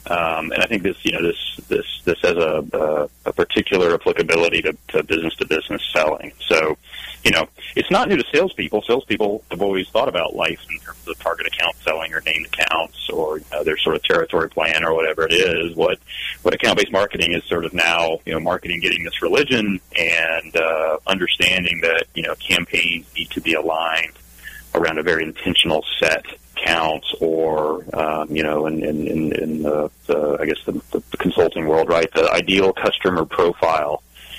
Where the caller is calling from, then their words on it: Eugene, Oregon, United States; I'm in Eugene, Oregon, home of the Oregon Ducks. And it is a rainy Oregon Duck Day here in Eugene.